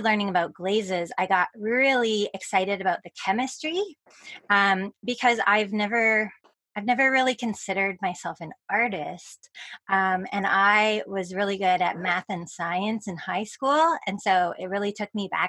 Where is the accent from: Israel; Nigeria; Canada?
Canada; Victoria, British Columbia; I moved back to my hometown of Victoria, British Columbia